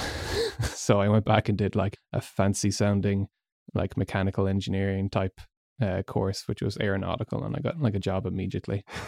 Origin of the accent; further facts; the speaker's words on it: Galway, Connacht, Ireland; moved away as an adult; also born or lived in Malaysia; most of my life. Went to secondary school and college there